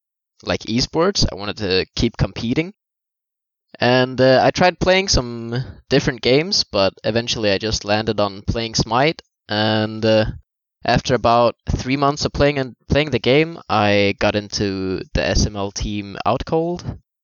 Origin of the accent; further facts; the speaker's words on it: Sweden; I come from Sweden. I'm 20 years old.